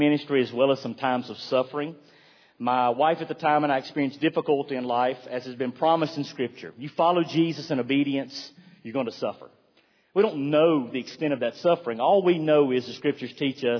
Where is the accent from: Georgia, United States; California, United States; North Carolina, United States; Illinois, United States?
North Carolina, United States; Roxboro; moved away as an adult; I grew up in Roxburgh, went to a Christian school